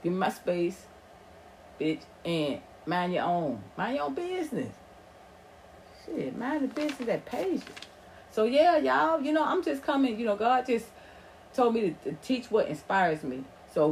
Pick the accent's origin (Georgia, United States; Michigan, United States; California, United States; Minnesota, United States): Georgia, United States; Atlanta; accent: Southern drawl; also born or lived in Los Angeles; I grew up in Atlanta